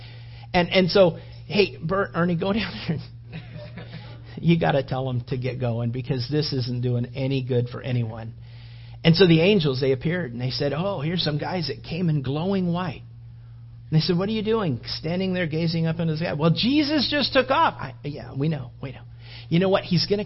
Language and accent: English; California, United States; moved away; also born or lived in Florida; I grew up in California and I've lived in Florida